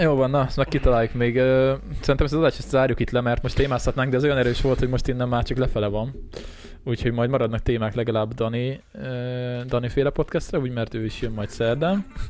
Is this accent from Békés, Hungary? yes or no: yes; a village near Szeghalom, Békés, Hungary; also born or lived in Szeged; gimiben tanultam szekhalmon, tehát gyakorlatilag én itt a faluban olyan 12 éves korom óta